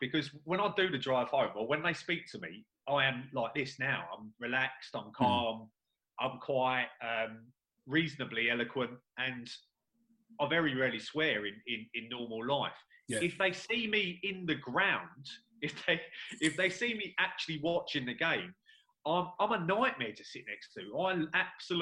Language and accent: English; London, United Kingdom; I was born and brought up in New Cross.